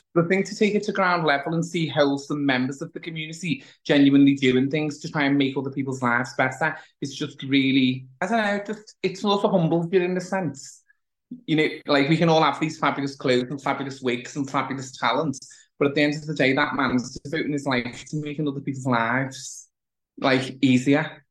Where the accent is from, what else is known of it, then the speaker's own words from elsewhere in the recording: the north of England, United Kingdom; as a Northerner